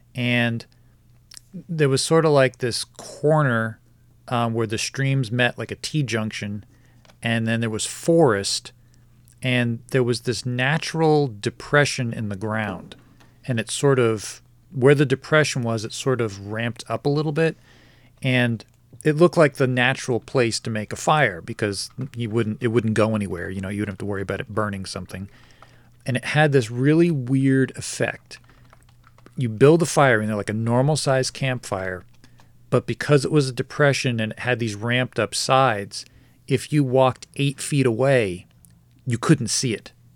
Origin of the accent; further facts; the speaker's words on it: New Jersey, United States; moved away; I lived in New Jersey. I grew up in New Jersey.